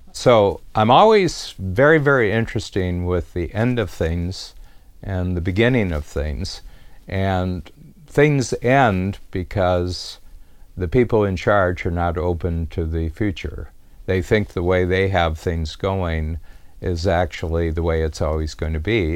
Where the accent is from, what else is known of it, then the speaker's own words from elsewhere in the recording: Milan, Ohio, United States; also born or lived in Cleveland, Ohio; moved me and four siblings and my mother to a farm sixty miles west of Cleveland, and this was in a little town called Milan, Ohio